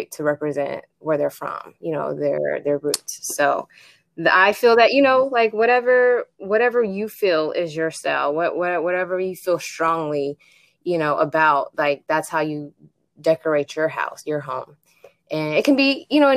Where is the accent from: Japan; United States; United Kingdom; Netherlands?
Japan; moved away; I grew up in Japan